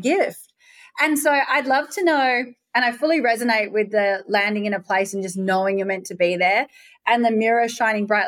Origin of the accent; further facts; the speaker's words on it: Perth, Western Australia, Australia; moved away; also born or lived in Bali; I'm from Perth, Western Australia